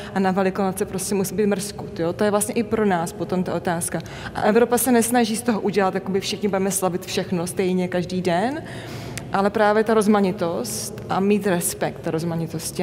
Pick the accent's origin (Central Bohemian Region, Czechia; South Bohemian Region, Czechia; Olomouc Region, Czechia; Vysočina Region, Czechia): Olomouc Region, Czechia; Olomouc; jsem rodák z Olomouce, Moravana